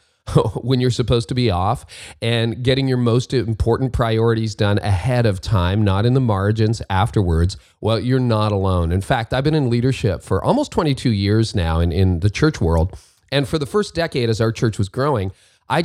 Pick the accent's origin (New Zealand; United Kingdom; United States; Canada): Canada; in Canada, my home country